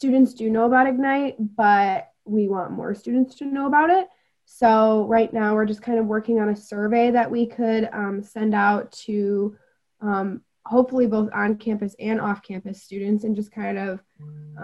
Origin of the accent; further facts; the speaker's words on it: Traverse City, Michigan, United States; moved away as an adult; now in Mount Pleasant, United States; I'm from Traverse City and I absolutely love it. And I would love to like go back and like have a family there someday.